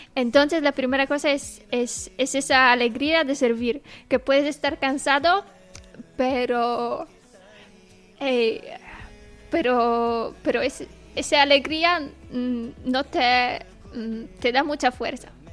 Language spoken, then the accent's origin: Spanish; Toruń, Kuyavian-Pomeranian Voivodeship, Poland; Spanish is a second language; moved away as an adult; now in Murcia, Spain; soy de Polonia, soy de Torun. Eh, ahora mismo estoy viviendo aquí, en España, en Murcia